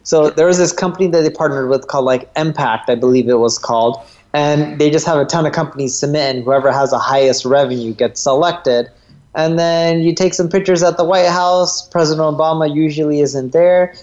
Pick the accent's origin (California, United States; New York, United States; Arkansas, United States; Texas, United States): California, United States; North Orange County; born or raised there